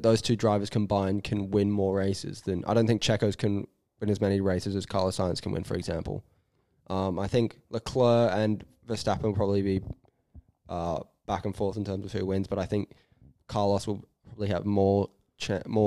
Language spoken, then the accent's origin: English; Australia; We're Australian